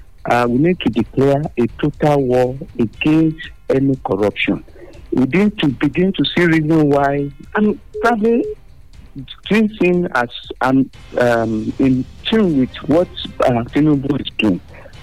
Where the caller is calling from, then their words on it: Abeokuta, Ogun State, Nigeria; from Abekuta.